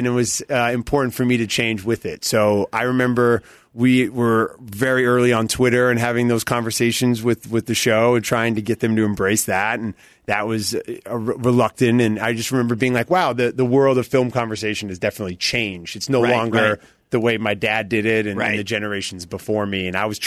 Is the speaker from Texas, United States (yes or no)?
no; Hollywood, California, United States; that's a fun call when you're a kid growing up in Hollywood